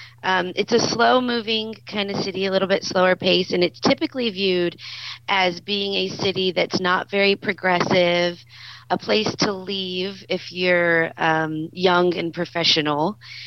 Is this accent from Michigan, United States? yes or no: no; Texas, United States; And have always, you? We're a proud group.